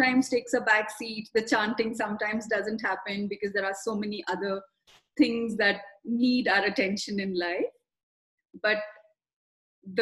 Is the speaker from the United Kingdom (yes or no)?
no; South India, India; I was born in South India, where spirituality comes with the package deal of just being born in a South Indian family